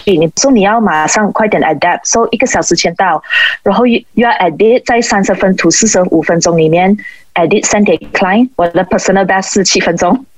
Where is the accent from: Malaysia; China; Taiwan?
Malaysia; 我就觉得身为一个马来西亚人